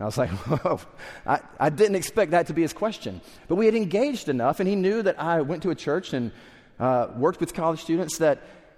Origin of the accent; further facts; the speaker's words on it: the South, United States; I grew up in the South, so maybe you're like classic Southerner